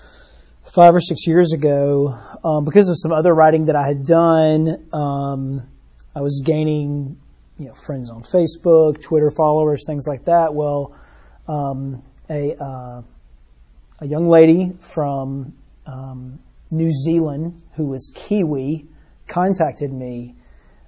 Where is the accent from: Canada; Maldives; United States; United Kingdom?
United States; Birmingham, Alabama; I grew up here in Birmingham on the north side of town